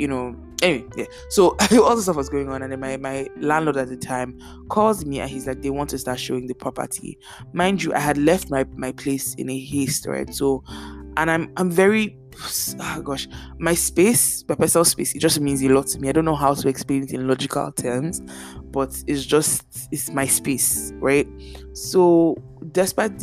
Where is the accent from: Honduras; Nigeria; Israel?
Nigeria; moved away; growing up in Nigeria, it's not like my house does not have rats